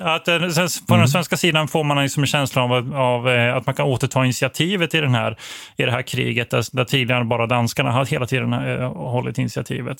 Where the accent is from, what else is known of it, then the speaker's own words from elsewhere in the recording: Växjö, Kronoberg County, Sweden; also born or lived in Blekinge; som uppvuxen i det här området, jag är född i Växjö eh, och spenderat mycket tid i Blekinge